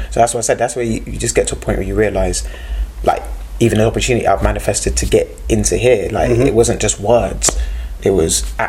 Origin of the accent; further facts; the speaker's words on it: Slough, South East England, United Kingdom; Slough was very much in that pocket community situation when I was growing up. Like the 90s and stuff